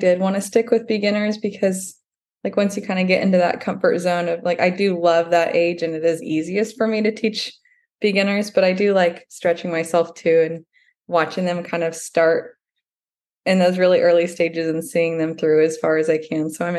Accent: Dallas, Texas, United States; moved away as an adult; also born or lived in New York City / South Carolina; like you said. I grew up in Dallas, Texas

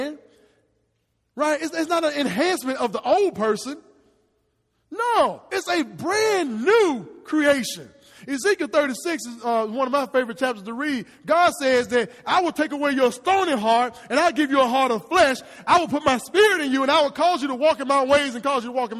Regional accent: Hernando, Mississippi, United States; I'm born and raised in Hernando

